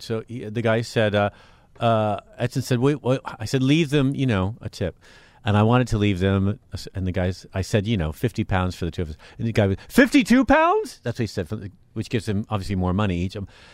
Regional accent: Marin, California, United States; growing up in Marin

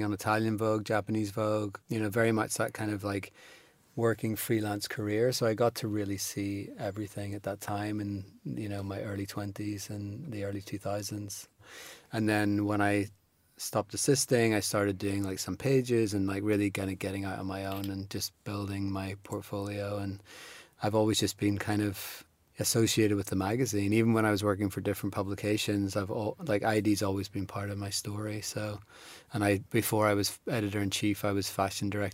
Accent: Belfast, Northern Ireland, United Kingdom; moved away as an adult; also born or lived in Nottingham / London; I was born in Belfast and grew up there in the 80s and 90s and moved to Nottingham to go to art school in 97

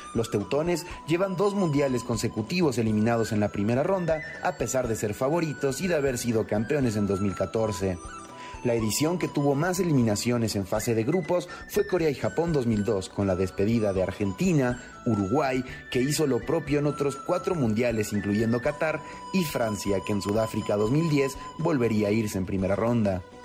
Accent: Mexico; como mexicano

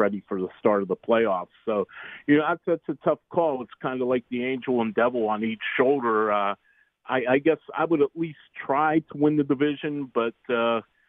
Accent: Pittsburgh, Pennsylvania, United States; I'm from Pittsburgh. I'm based in Pittsburgh, and I was born and raised here and lived here my whole life

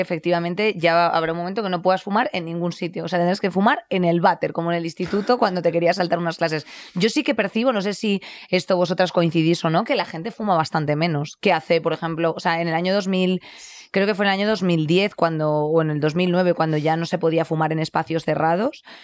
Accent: Madrid, Community of Madrid, Spain; aquí en Madrid nos estamos quejando, claro, yo hablo de donde, de donde soy

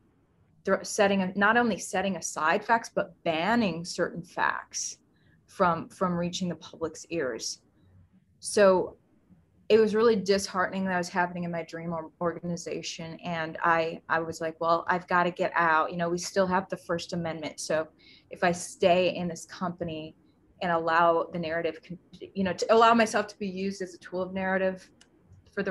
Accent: Wisconsin, United States; moved away as an adult; also born or lived in New York / Houston; I'm originally from Wisconsin, grew up in Wisconsin

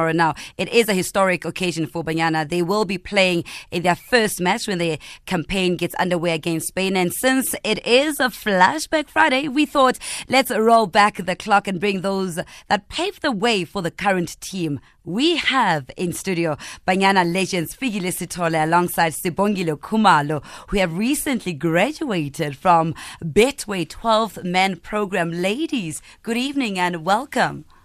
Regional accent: South Africa; I'm a South African women's cricket player.

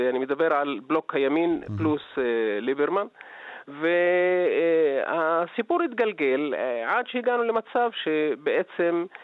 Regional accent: Southern District, Israel; תראה, אני מגיע ממקום אה, שהוא הנידח במדינה והאוכלוסייה שהכי אה, סובלת בעצם אה, במדינה והיא הפריפריה של הפריפריה, זה הנגב.

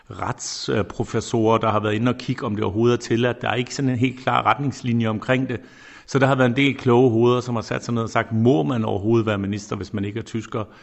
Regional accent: Denmark; Men de får selvfølgelig også alle sammen at høre, hvor jeg kommer fra. Herinde på ministerkontoret på mit skrivebord står selvfølgelig Dannebro, øh, det er der ingen tvivl om

